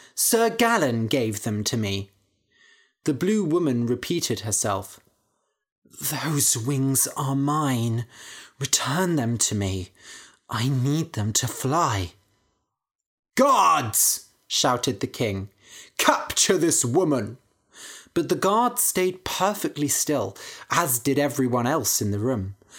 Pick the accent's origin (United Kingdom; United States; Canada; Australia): United Kingdom; Bath, South West England; I grew up in Bath nearby